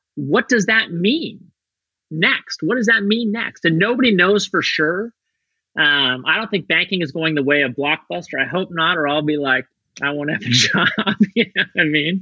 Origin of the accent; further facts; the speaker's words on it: Torrington, Wyoming, United States; moved away; Torrington, Wyoming, where I grew up